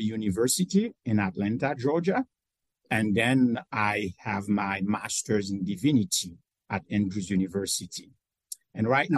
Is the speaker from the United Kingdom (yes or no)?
no; Haiti; now in United States; I came from Haiti, where I was, I grew up in a very modest community from a poor family